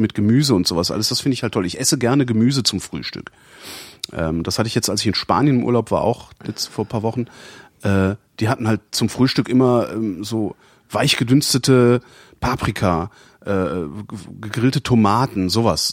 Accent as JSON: {"language": "German", "town": "Cologne", "region": "North Rhine-Westphalia", "country": "Germany", "said": "ich bin ja Kölner"}